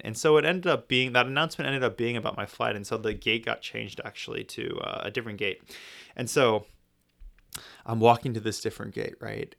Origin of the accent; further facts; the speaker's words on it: United States; I'm American